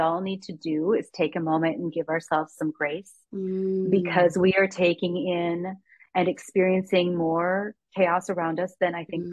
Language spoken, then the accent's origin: English; United States; I'm from the United States